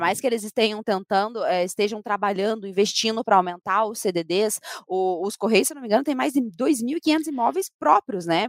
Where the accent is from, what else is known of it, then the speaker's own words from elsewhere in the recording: Paraná, Brazil; nossa próxima reivindicação como paranaenses